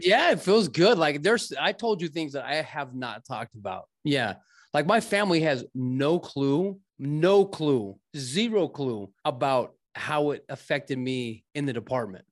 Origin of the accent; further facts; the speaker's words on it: Scottsdale, Arizona, United States; also born or lived in Mesa; I grew up in Scottsdale